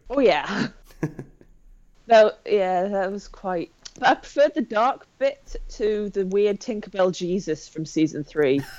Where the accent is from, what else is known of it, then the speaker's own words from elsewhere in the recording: Skelmersdale, North West England, United Kingdom; I grew up in the northwest of England, about an hour away from, from both Liverpool and Manchester